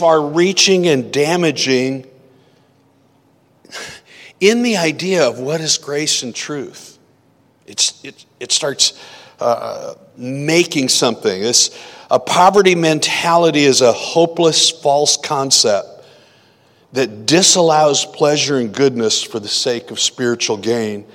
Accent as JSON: {"language": "English", "region": "Iowa", "country": "United States", "tie": "born or raised there", "said": "where I grew up in Iowa"}